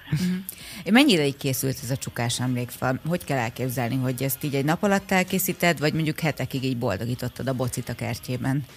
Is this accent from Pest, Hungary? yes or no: yes; Érd, Pest, Hungary